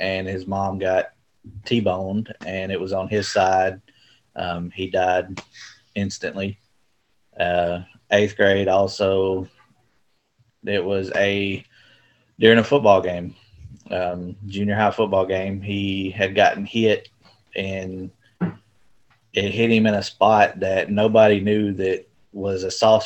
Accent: Camden, Arkansas, United States; also born or lived in El Dorado, Arkansas / Jonesboro, Arkansas; I was born in El Dorado, Arkansas. Grew up in Camden, about 30 minutes away

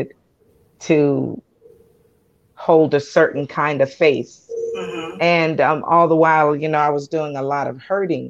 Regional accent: Columbus, Georgia, United States; also born or lived in Anchorage, Alaska; now in Tucson, United States; I hail from Columbus, Georgia, born and raised in Georgia

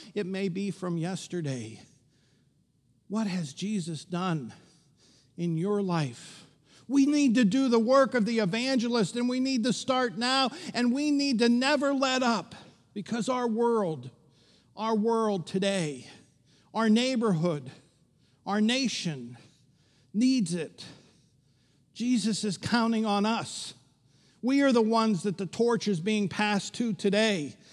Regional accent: Pittsburgh, Pennsylvania, United States; growing up in Pittsburgh, where we're pretty superstitious.

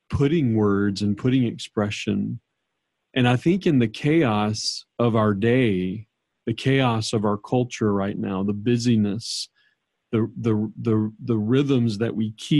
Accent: New Orleans, Louisiana, United States; I grew up in New Orleans

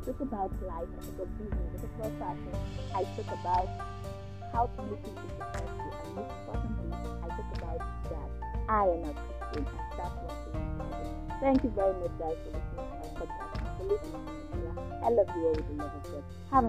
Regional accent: Nigeria; I am a Nigerian. Yes, I am Nigerian.

